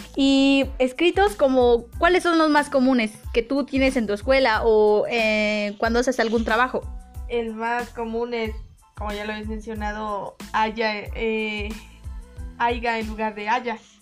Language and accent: Spanish; Mexico; Los mexicanos no somos